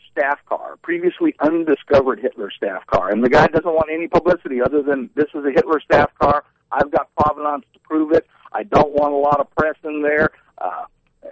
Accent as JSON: {"language": "English", "region": "Louisiana", "country": "United States", "said": "I'm from Louisiana"}